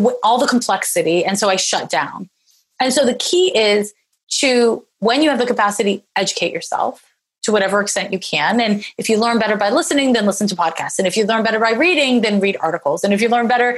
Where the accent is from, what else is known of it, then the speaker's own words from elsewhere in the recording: Canada; now in Oakland, United States; I'm Canadian. So I grew up with medical insurance